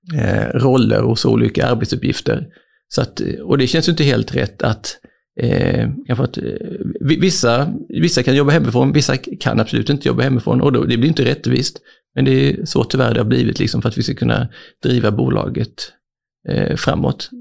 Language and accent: Swedish; Växjö, Kronoberg County, Sweden; also born or lived in Malmö / Germany / France / Canada; jag är faktiskt född i Malmö Eh, men uppväxt i Växjö